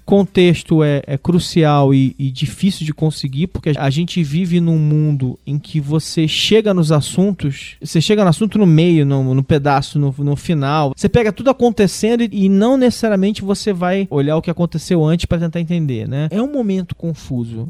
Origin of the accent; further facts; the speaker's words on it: Rio de Janeiro, Brazil; now in São Paulo, Brazil; eu sou carioca